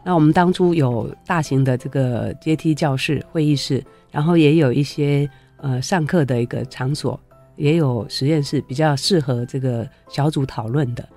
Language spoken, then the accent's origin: Chinese; Taoyuan, Taiwan; 我是桃园人啊，然后也是桃园国中毕业的校友